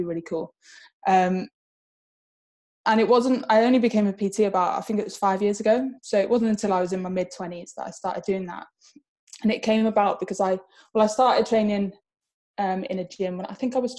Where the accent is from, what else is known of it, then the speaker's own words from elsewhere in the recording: Spain; moved away as an adult; now in England; I grew up in Spain. I moved there when I was about nine, and I moved back to England about four years ago. So I was there for about 15 years. Um, so I can speak Spanish.